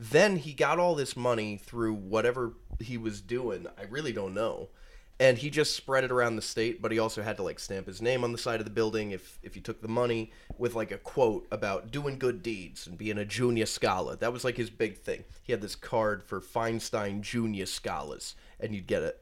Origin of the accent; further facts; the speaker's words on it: Rhode Island, United States; I'm from Rhode Island, born and raised